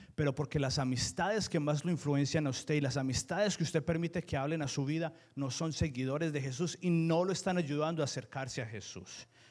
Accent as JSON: {"language": "Spanish", "country": "Colombia", "said": "Yo soy colombiano en todas las etapas de mi vida."}